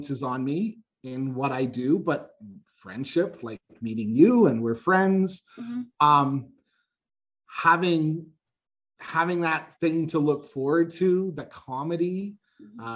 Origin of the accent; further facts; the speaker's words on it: Canada; I'm from Canada